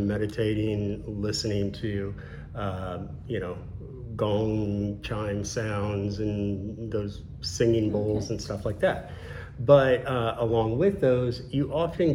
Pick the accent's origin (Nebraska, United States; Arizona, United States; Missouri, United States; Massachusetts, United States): Missouri, United States; now in Florida, United States; I'm from Missouri